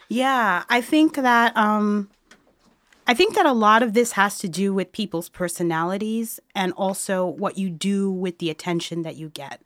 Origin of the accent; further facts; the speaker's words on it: New York City, New York, United States; moved away as an adult; also born or lived in Montreal; now in Chicago, United States; I was born and raised in New York City